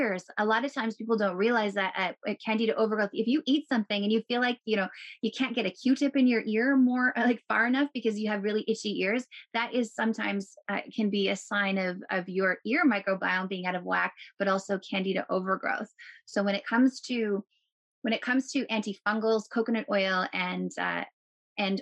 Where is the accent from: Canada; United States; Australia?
Canada; I'm a Canadian